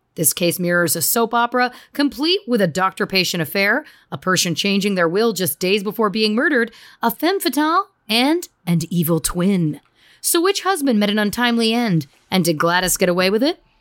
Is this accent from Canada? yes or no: yes; Canada; we're still being very Canadian